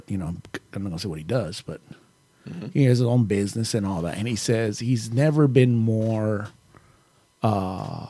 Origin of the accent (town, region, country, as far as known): United States